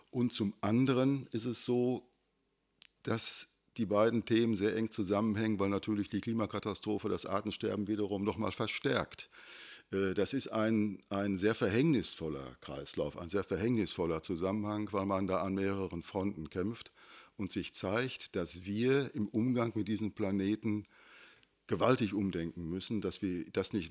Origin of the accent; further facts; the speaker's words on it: Unna, Bergkamen, Kamen area, North Rhine-Westphalia, Germany; now in Hattingen, Germany; Also ich komme aus der Gegend Unna, Berchkam, Kam. Äh, da war also richtig die, ja, die Steinkohle im Vordergrund, die Montanindustrie genauso vorherrschend wie hier in Hattingen auch.